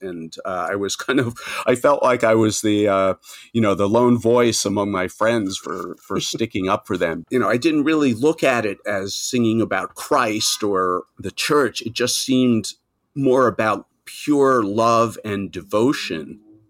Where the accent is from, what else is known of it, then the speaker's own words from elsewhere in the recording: New York, United States; born there; now in Manhattan, United States; I was born outside of New York in Nassau County, the first ring of suburbs. But I've been living in Manhattan for 40 plus years now.